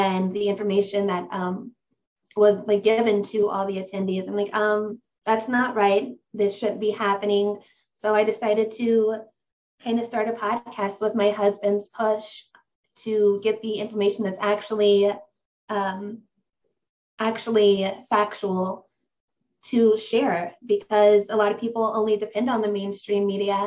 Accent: Ohio, United States; I'm from Ohio in the United States.

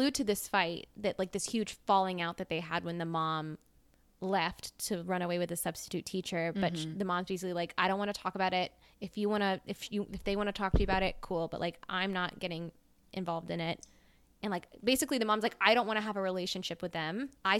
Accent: Mississippi, United States; Yeah, we're from Mississippi. We're from the South.

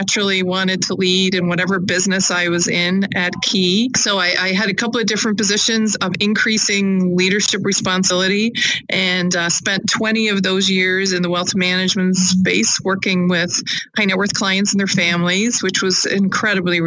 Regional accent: Ireland; moved away as an adult; also born or lived in Hudson Valley, New York / Albany, New York; now in United States; I grew up in Ireland

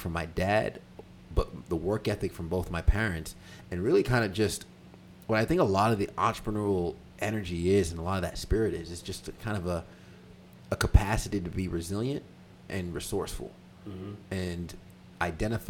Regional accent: Long Island, New York, United States; moved away as an adult; also born or lived in Greenville, South Carolina; now in Charlotte, United States; Growing up in New York, it was a lot of work ethic

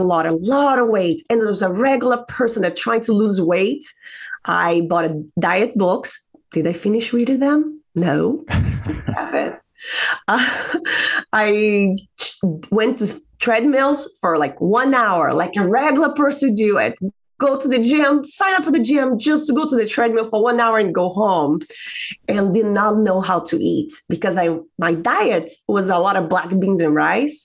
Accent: Brazil; moved away as an adult; now in United States; I'm from Brazil, originally from Brazil, came to the United States 2009.

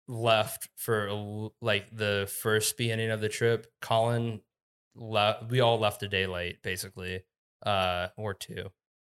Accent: Columbus, Ohio, United States; moved away as an adult; now in Colorado, United States; I never thought I would leave. I thought I would die in Ohio, and then...

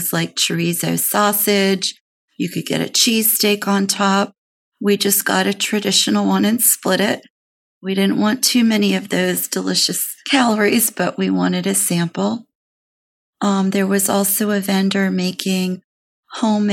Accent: Maryland, United States; moved away; My home state is Maryland

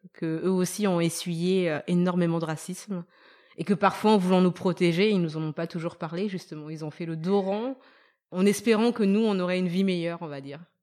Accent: Madagascar; moved away; also born or lived in France; j'étais malgache

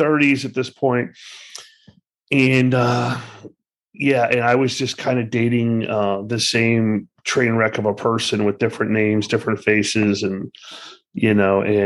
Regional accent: Miami, Florida, United States; now in Boynton Beach, United States; I was born and raised in Miami

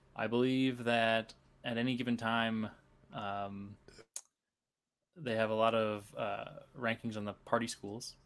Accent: Cedar Falls, Iowa, United States; I grew up in Cedar Falls

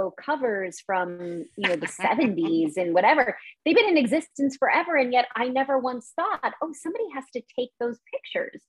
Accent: California, United States; I grew up I was born in California. So I think they may have been like a West Coast kind of thing

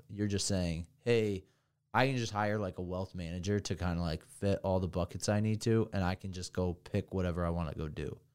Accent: Hamburg, New Jersey, United States; moved away; also born or lived in Vermont; I come from Hamburg, New Jersey

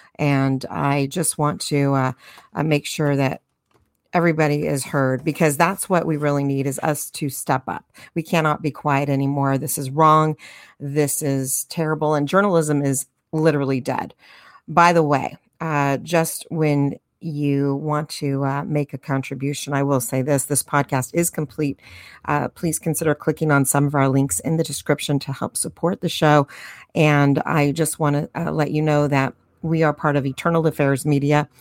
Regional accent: United States; As American citizens

